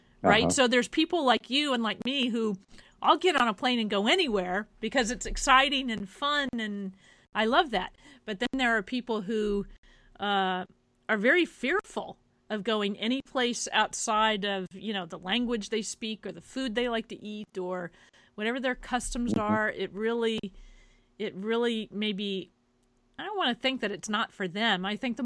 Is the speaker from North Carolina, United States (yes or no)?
no; Kansas, United States; moved away as an adult; now in New York, United States; I happen to be from Kansas. That's where I was born and raised